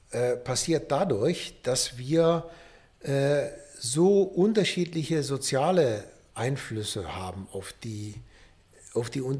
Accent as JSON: {"language": "German", "region": "Rhineland", "country": "Germany", "said": "Da bin ich Rheinländer."}